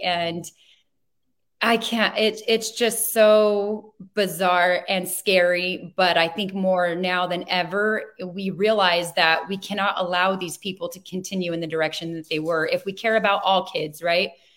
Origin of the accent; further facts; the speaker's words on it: Chino, California, United States; I grew up in Chino Valley. I was born in Chino Hospital